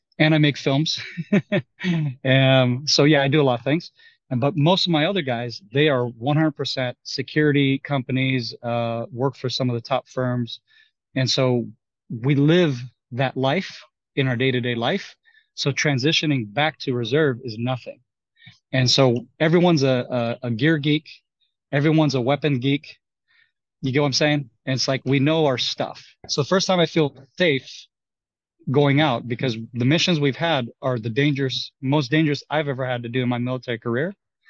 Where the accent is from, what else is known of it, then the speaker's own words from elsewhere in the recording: United States; Well, you know, I am American. I do have Texas, Texas residency on paper